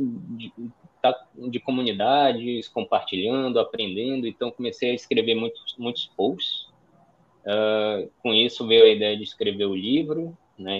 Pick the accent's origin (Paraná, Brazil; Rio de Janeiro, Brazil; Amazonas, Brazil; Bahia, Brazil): Amazonas, Brazil; Manaus; also born or lived in São Paulo; sou de Manaus, moro em Manaus, nascido e criado aqui